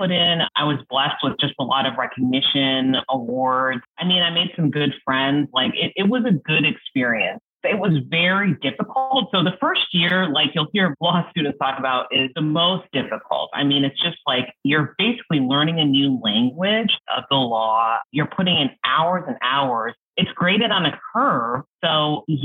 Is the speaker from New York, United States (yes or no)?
yes; New York, United States; also born or lived in Japan; I grew up in New York